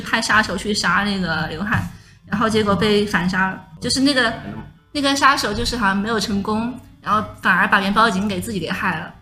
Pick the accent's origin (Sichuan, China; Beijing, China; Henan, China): Sichuan, China; 我是四川人嘛